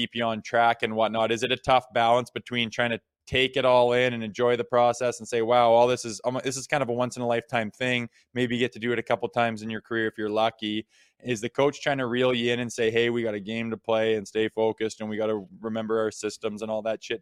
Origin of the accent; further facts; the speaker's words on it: Mississauga, Ontario, Canada; being growing up in Mississauga and being a Leafs fan and stuff like that.